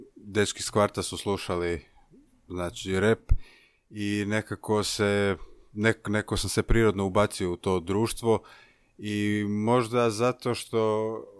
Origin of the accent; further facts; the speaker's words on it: Zagreb, City of Zagreb, Croatia; imam 27 godina, dolazim iz Zagrebačke Dubrave